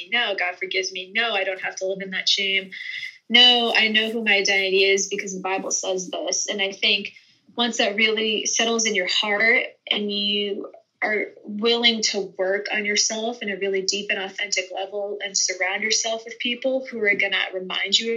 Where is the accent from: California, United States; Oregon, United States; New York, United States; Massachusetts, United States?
Massachusetts, United States; Boston; moved away as an adult; now in Texas, United States; I'm from Boston, which is an extremely career-oriented area of the country